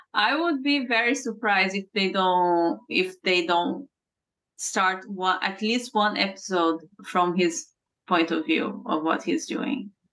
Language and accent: English; Brazil; born or raised there; English is a second language; moved away